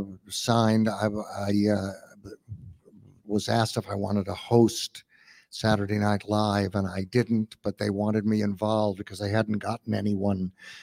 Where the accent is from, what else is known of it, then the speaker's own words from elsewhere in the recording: Los Angeles, California, United States; I'm from Los Angeles.